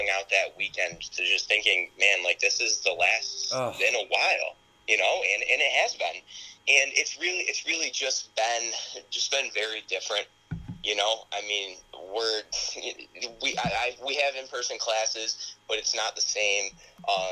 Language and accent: English; Perry, New York, United States; I'm from a small town in upstate New York. I'm from Perry, New York.